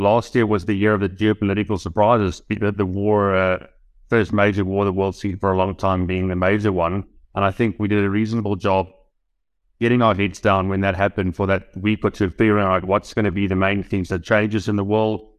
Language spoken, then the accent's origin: English; South Africa; as a South African investor, given that we have coal mining businesses here